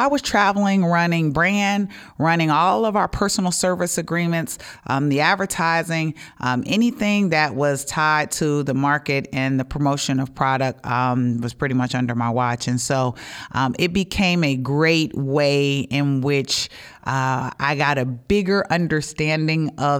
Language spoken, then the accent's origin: English; Cincinnati, Ohio, United States; also born or lived in Atlanta; So, you know, I live here in Ohio. I'm a Buckeye. I grew up in Cincinnati, but I do have a home in Atlanta also.